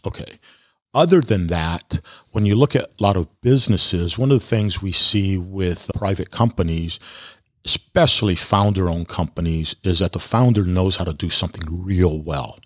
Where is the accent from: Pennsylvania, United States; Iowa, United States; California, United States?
California, United States; moved away; I grew up in California